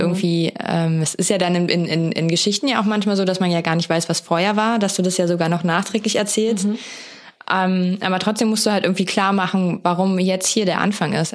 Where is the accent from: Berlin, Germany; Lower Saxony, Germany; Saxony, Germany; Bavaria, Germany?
Berlin, Germany; als waschechter Berliner